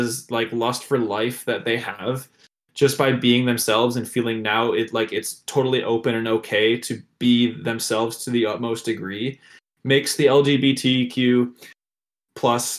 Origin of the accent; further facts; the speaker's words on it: Detroit, Michigan, United States; I'm from Detroit